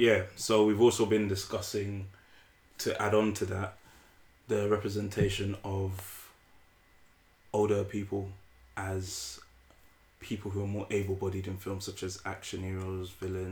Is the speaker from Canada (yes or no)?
no; United Kingdom; accent: British; we're young British men, and it's nice to see like someone with our accent represented like us